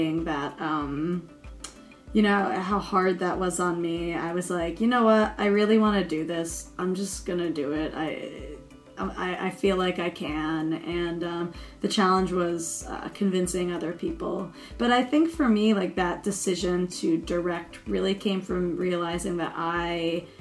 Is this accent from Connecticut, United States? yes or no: yes; Connecticut, United States; now in Brooklyn, United States; I hail from Connecticut, but I live in Brooklyn now.